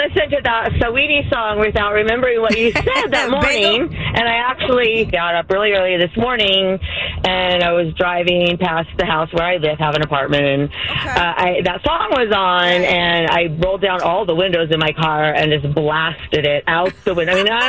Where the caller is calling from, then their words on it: Berkeley, California, United States; I'm calling you from Berkeley.